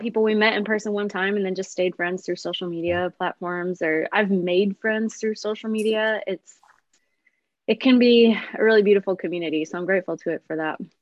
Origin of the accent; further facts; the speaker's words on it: Illinois, United States; moved away as an adult; also born or lived in Nashville, Tennessee; now in Minnesota, United States; we moved from Nashville to Illinois, back to my hometown